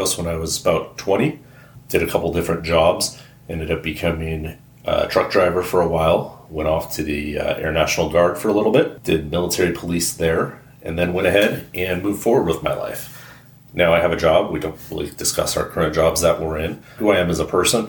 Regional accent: Pacific Northwest, United States; I grew up in the Pacific Northwest.

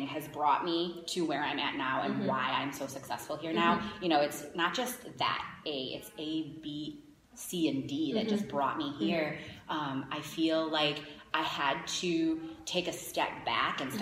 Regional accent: Schaumburg, Illinois, United States; I grew up here in Schaumburg

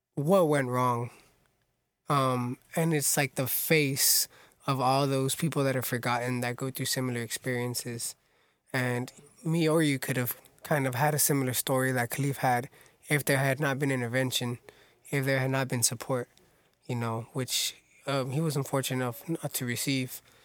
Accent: Orange County, California, United States; born and raised in Orange County.

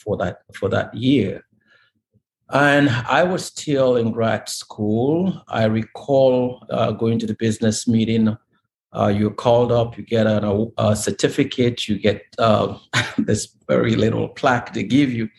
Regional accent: Nigeria; moved away as an adult; now in United States; I come from Nigeria

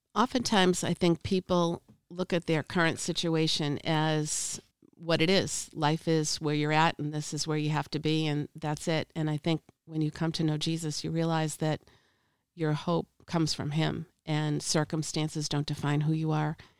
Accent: Boston, Massachusetts, United States; I'm from Boston

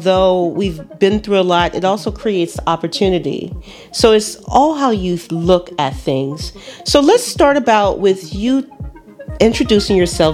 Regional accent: Los Angeles, California, United States; moved away; I grew up in South Central Los Angeles

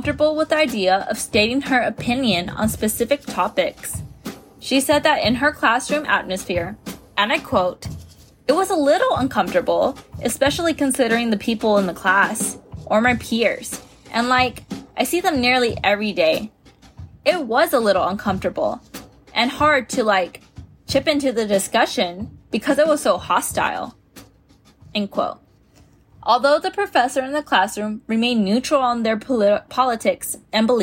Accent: San Antonio, Texas, United States; I'm from San Antonio, Texas

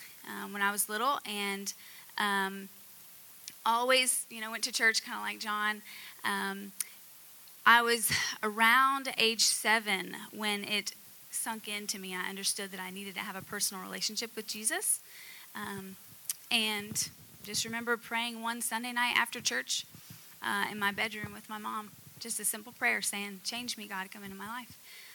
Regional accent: the South, United States; moved away as an adult; also born or lived in Utah; because I grew up in the South in America, you know, I grew up where most people called themselves Christian, even if they didn't really believe.

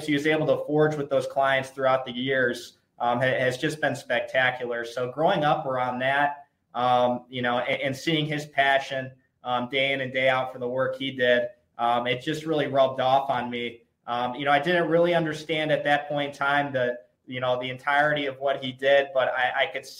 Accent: Toledo, Ohio, United States; growing up in Toledo with my older brother and I, with my dad.

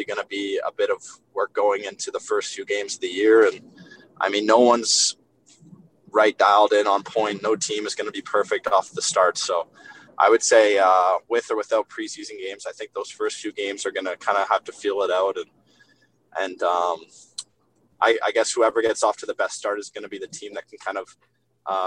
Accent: Vancouver, British Columbia, Canada; also born or lived in Winnipeg; I'm from Vancouver

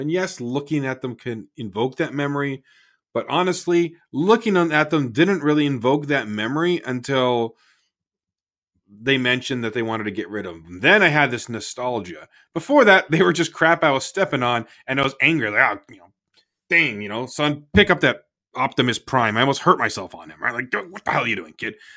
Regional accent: Toronto, Ontario, Canada; now in United States; I grew up in Toronto

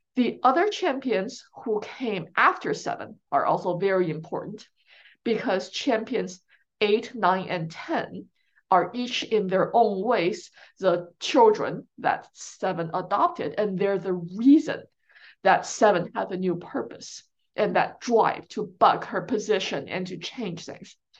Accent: China; now in United States; growing up in China

